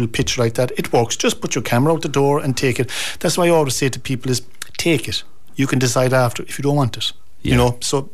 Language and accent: English; North Kerry, Munster, Ireland; I'm from North Kerry